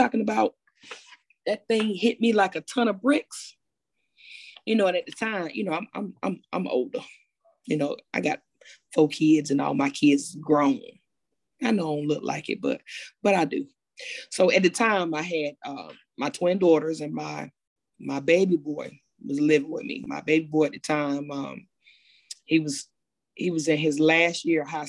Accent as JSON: {"language": "English", "town": "Fayetteville", "region": "North Carolina", "country": "United States", "tie": "born or raised there", "also_born_or_lived": "Greensboro, North Carolina", "moved": "as an adult", "said": "I'm originally from Fayetteville, North Carolina"}